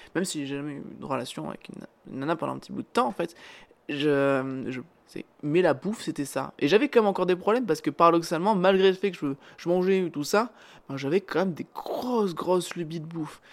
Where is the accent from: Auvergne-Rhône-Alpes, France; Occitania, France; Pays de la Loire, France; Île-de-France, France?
Auvergne-Rhône-Alpes, France; Cantal; on est du Cantal